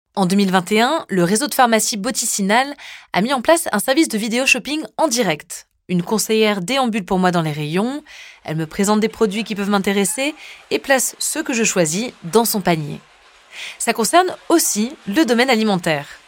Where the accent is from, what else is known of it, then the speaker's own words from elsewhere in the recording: France; chez nous, en France